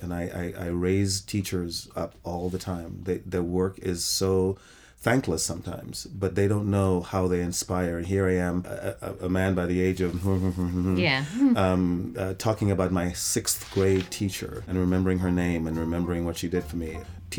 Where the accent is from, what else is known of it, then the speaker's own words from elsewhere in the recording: England, United Kingdom; also born or lived in Trinidad, Trinidad & Tobago / New York, United States; I was born in the West Indies. I was born in Trinidad, West Indies, and I grew up in England and New York.